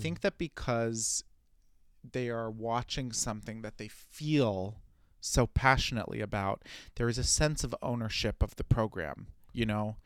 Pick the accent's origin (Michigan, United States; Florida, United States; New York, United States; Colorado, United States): New York, United States; New York City; as a New Yorker, I'm a walker